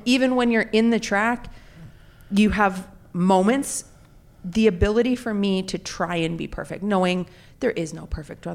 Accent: Calgary, Alberta, Canada; moved away; I grew up in Calgary, Alberta, Canada

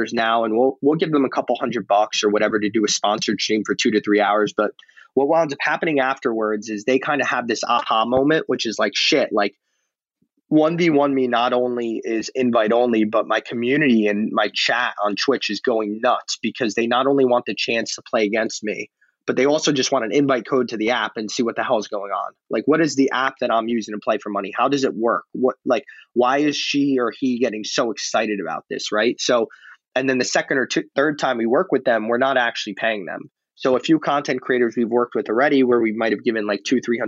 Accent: New York, United States; Alex and I growing up in New York

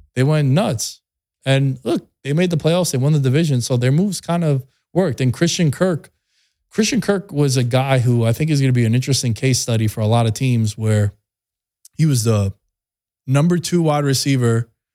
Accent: New York City, New York, United States; I'm from Astoria, Queens

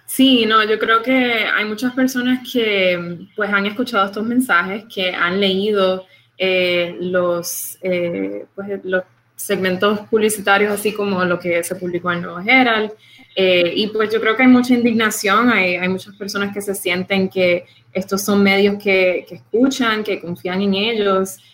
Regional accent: Puerto Rico; now in Miami, United States; Yo soy puertorriqueña

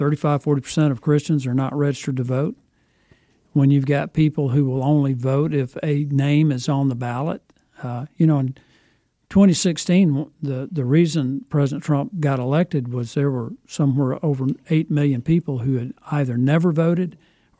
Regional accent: Northwest Alabama, United States; I grew up here in Northwest Alabama.

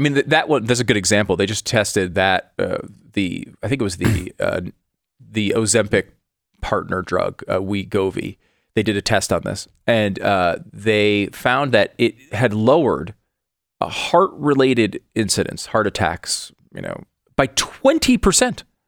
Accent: Northeast, United States; I grew up in the Northeast

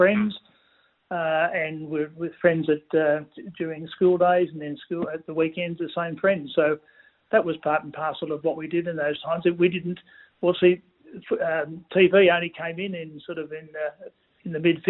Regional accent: Melbourne, Victoria, Australia; also born or lived in Warragul; I grew up in Melbourne, in Hampton

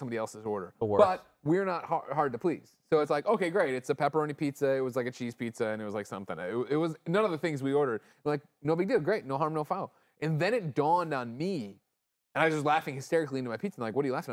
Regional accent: Midwest, United States; I'm from the Midwest

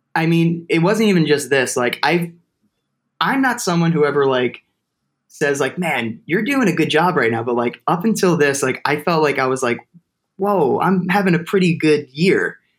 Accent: Toms River, New Jersey, United States; my hometown like a place to do theater called Exit 82 Theater Company because I'm from Tom's River

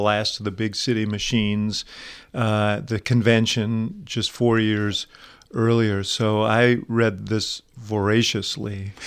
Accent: New York, United States; moved away as an adult; now in Chicago, United States; I grew up in New York, but I've been in Chicago for forty-five years

